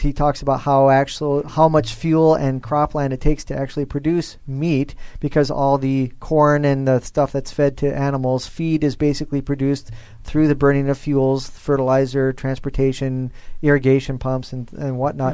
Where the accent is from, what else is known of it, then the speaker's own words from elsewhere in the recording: Nebraska, United States; I'm from Nebraska, the beef state